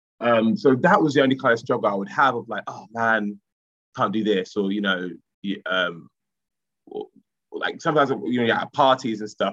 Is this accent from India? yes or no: no; Romford, London, United Kingdom; where I grew up in Collier Row in Romford